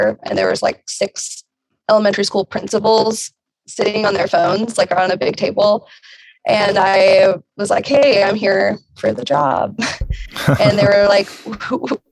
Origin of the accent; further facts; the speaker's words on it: Virginia, United States; I am from Virginia, and I currently live in Southwest Virginia